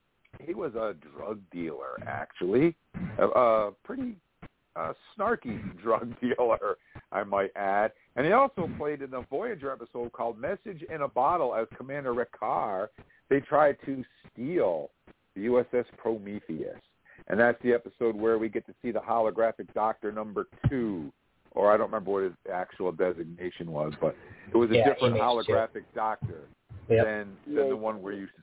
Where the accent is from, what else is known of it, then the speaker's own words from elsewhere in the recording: Vermont, United States; I was just some redneck hick from Vermont